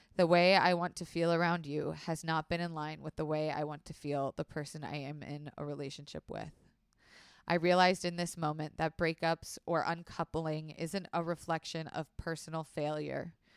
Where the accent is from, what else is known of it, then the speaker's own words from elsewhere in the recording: Florida, United States; I was raised in Florida